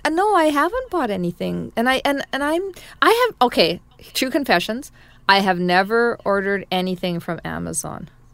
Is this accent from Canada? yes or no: yes; Canada; as a Canadian, we have such deep expertise in growing pulse